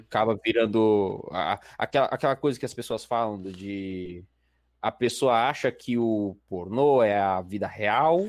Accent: Baixada Santista, São Paulo, Brazil; eu também sou da Baixada

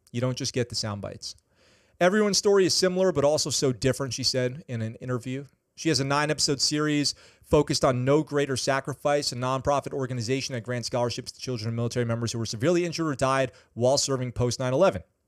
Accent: Poughkeepsie, New York, United States; I grew up in Poughkeepsie. Poughkeepsie, New York

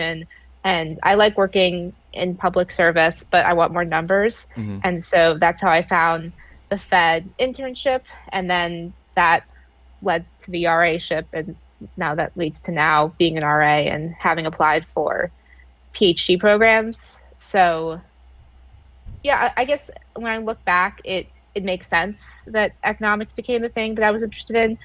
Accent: Charlotte, North Carolina, United States; also born or lived in Ohio; I am from Charlotte, North Carolina, originally from Ohio though

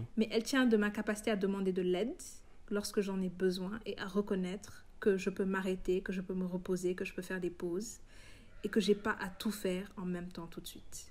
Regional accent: Senegal; en tant que noir, en tant qu'africain, en tant que sénégalais

